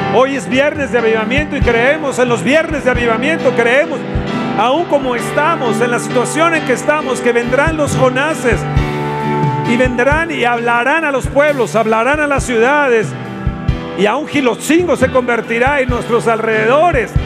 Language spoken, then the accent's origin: Spanish; Mexico; nuestro México